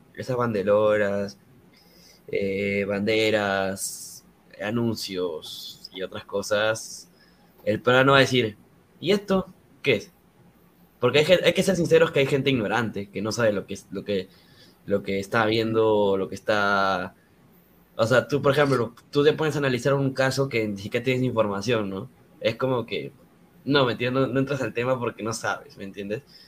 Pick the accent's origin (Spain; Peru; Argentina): Peru; nosotros como peruanos